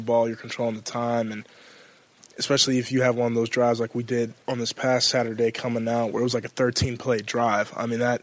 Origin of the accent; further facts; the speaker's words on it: California, United States; moved away as an adult; now in Columbus, United States; I growing up in California